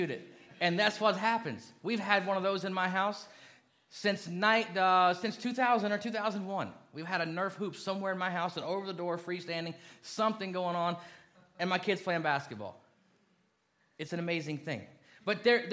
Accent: Kentucky, United States; moved away; I was born in Kentucky, lived there a long time

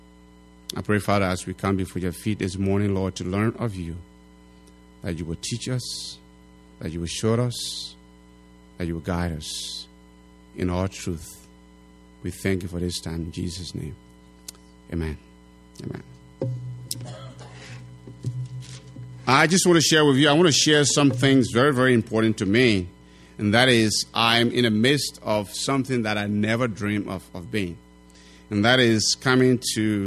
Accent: Liberia; now in Wisconsin/Minnesota area, United States

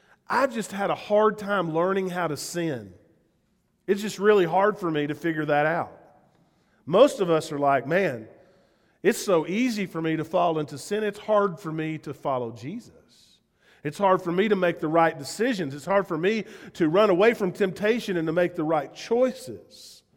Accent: the South, United States; accent: southern; I'm still, as much as I would love to drop my southern accent and have people believe that I really love living here, they'd say, where are you from? I'm from Spearfish.

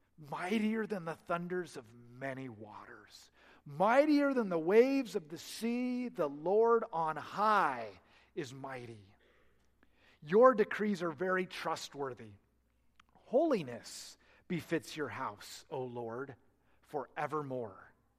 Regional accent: Oregon, United States; now in Oklahoma, United States; I come from Oregon. We have little lightning. And just seeing big lightning here in Oklahoma.

